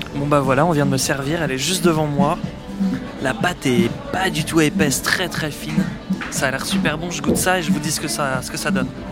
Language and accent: French; Paris, Île-de-France, France; je suis journaliste français, je viens de Paris.